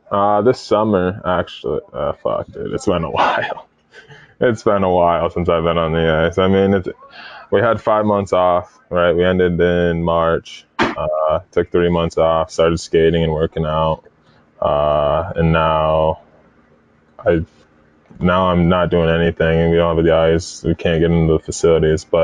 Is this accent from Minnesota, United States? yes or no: yes; Minnesota, United States; now in Maine, United States; I came from Minnesota, which is you know normally cold